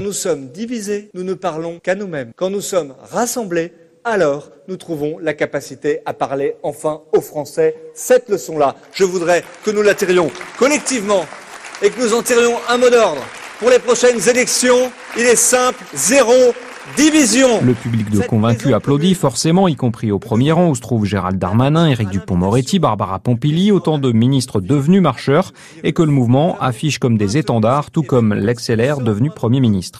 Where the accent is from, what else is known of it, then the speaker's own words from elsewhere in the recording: Picardy, Hauts-de-France, France; chez nous en Picardie